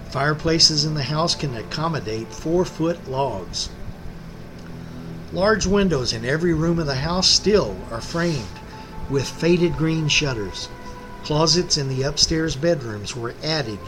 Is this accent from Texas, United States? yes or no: yes; Lexington, Texas, United States; now in San Antonio, United States; I'm not from San Antonio. I live here now. I reside here. But I am from Central Texas, a small town called Lexington, up between Austin and Bryan College Station.